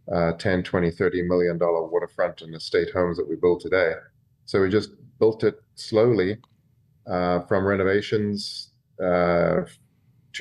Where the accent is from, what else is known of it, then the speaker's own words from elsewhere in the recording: Cape Town, Western Cape, South Africa; moved away as an adult; also born or lived in Fort Lauderdale, Florida; now in United States; I'm from Cape Town, South Africa.